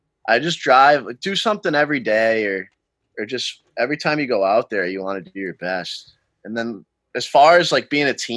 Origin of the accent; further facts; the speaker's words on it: Massachusetts, United States; I'm from Mass